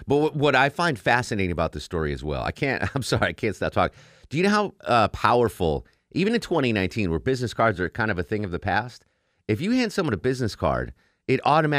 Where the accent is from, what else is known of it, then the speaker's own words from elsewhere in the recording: Torrington, Connecticut, United States; Full disclosure, I once ran a scam on a KFC in my hometown of Torrington, Connecticut.